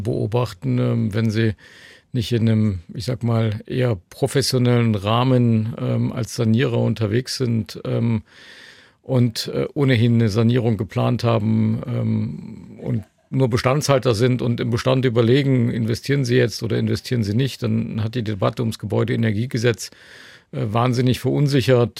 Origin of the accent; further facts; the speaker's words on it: Leipzig, Saxony, Germany; wir sitzen hier in Dresden, ähm, ich komme aus Leipzig